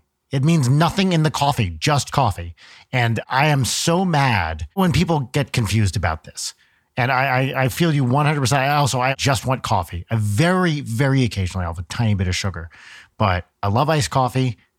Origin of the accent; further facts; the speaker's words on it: New Jersey, United States; So I grew up in Jersey, North Jersey, outside New York, and did not drink coffee growing up.